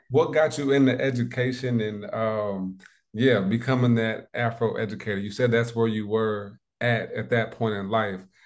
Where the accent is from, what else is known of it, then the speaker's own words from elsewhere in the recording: South Bend, Indiana, United States; when I was a young pup, about six, seven years old, I moved back from Indianapolis to South Bend, Indiana.